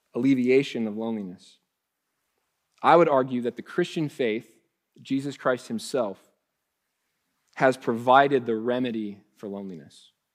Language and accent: English; Ohio, United States; moved away as an adult; now in Texas, United States; When I first moved to Texas, um, you know, I, we're from Ohio.